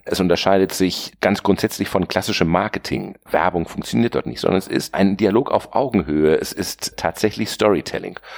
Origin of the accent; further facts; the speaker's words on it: Bielefeld, North Rhine-Westphalia, Germany; moved away as an adult; also born or lived in Ravensburg / Hamburg / Bonn / New York; now in Berlin, Germany; Ich bin gebürtiger Ravensburger, aufgewachsen im ostwestfälischen Bielefeld